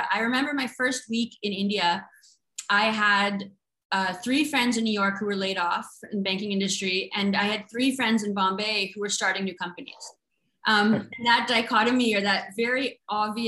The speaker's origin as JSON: {"language": "English", "town": "Vancouver", "region": "British Columbia", "country": "Canada", "tie": "born or raised there", "said": "growing up in Vancouver, we had a hockey team"}